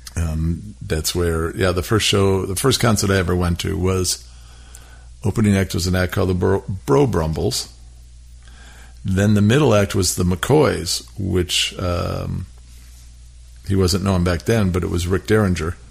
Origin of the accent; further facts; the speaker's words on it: Milwaukee, Wisconsin, United States; the house that I grew up in in Milwaukee